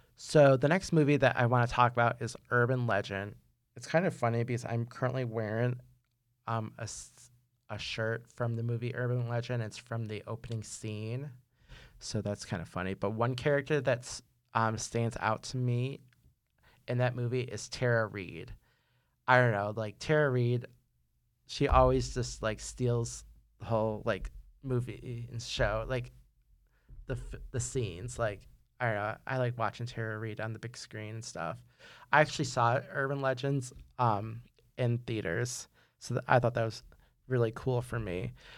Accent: New York, United States; I'm from New York

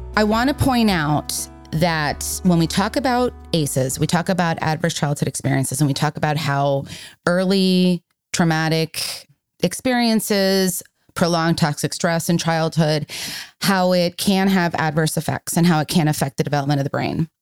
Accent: Miami, Florida, United States; I am from Miami, Florida

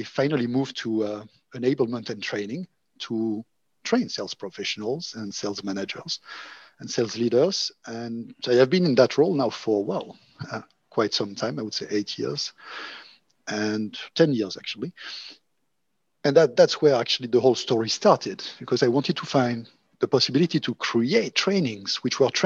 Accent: Monaco; moved away; also born or lived in France / Oxford / Berlin; I'm originally from Monaco

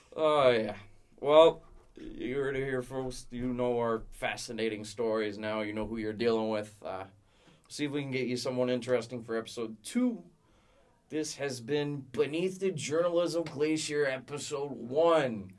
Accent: Rockland, Ontario, Canada; I'm from a small town called Rockland

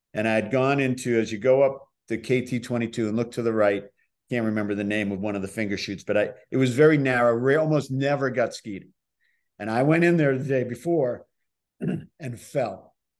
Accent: Boston, Massachusetts, United States; moved away; also born or lived in Milton, Massachusetts; I'm from Boston

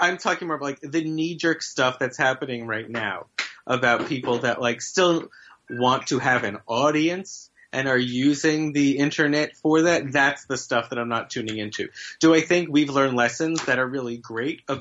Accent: Virginia, United States; born or raised there; moved away

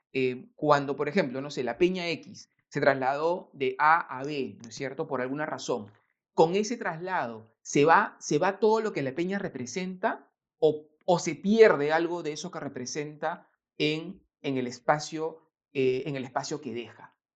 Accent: Lima, Peru; yo nací en Lima

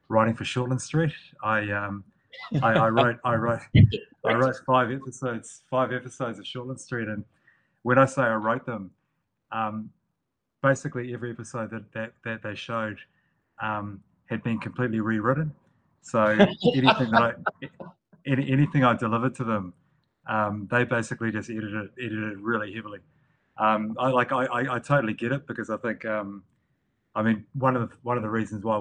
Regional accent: Northland, New Zealand; the people that I grew up around in Northland, I lived in a rural area.

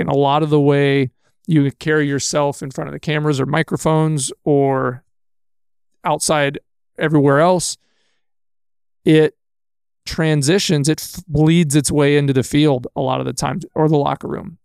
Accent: Texas, United States; moved away as an adult; now in Manitowoc, United States; I was born and raised in Texas.

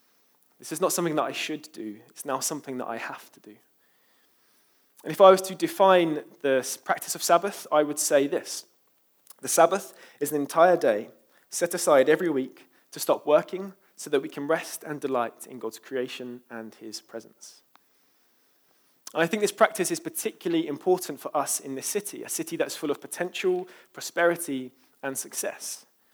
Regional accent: London, United Kingdom; I'm from East London after all, so can't blame me.

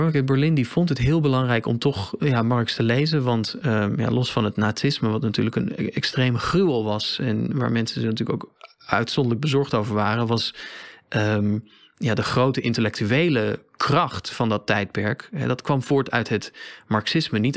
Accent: Riga, Latvia; born there; Dutch is a second language; Ik ben geboren in Riga, maar ik heb mij nooit beschouwd als grote

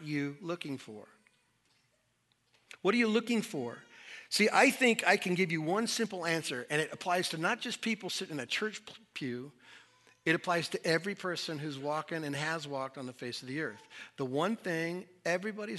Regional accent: Southwest, United States; When I was a kid, I grew up in the Southwest.

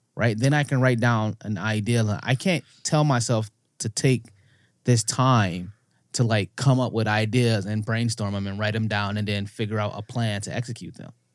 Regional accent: Canada; also born or lived in United States; being an American and growing up in Canada

